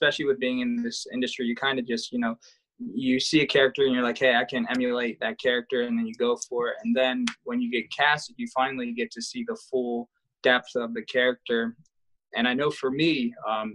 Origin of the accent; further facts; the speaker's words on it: Maryland, United States; I'm also from Maryland